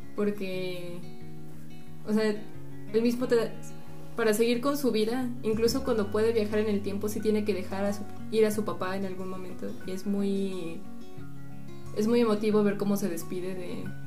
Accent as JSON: {"language": "Spanish", "country": "Mexico", "said": "como mexicano"}